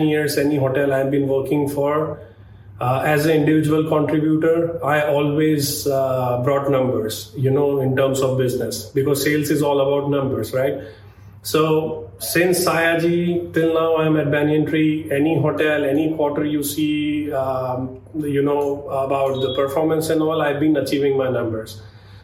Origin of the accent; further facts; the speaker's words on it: India; moved away as an adult; now in Doha, Qatar; being an Indian